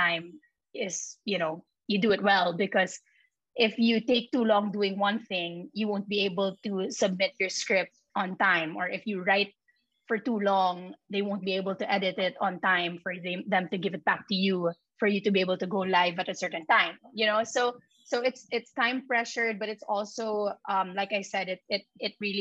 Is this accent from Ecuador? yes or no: no; Philippines; first language Filipino; nasa Pilipinas tayo